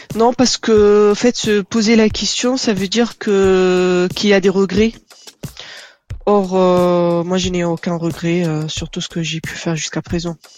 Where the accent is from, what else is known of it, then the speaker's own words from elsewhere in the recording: Tunisia; moved away as an adult; also born or lived in Dunkerque, France / Nanterre, France; now in France; Donc je suis née et j'ai grandi en Tunisie. Je suis arrivée en France à l'âge de 23 ans